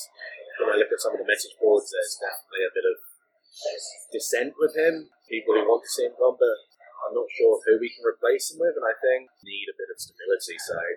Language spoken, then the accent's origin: English; South Coast, United Kingdom; now in San Diego, United States; I grew up on the South Coast, so nowhere near where Middleton Park is.